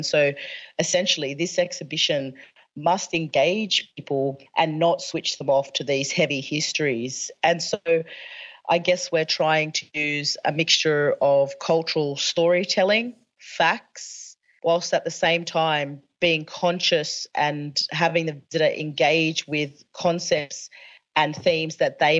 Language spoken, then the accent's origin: English; Australia; In my hometown, we have bridges and parks and different things named after people who actually massacred ancestors of ours.